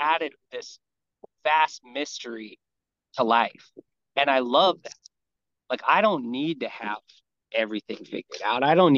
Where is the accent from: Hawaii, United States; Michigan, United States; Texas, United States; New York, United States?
Hawaii, United States; I grew up here in Hawaii